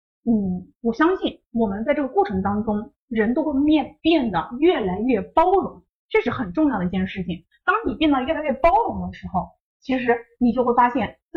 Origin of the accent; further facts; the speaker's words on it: North China, China; 就像以前可能我家里面人嘛，就觉得因为我们是北方人，所以就是啊，我觉得女孩子你就应该去多做些家务啊。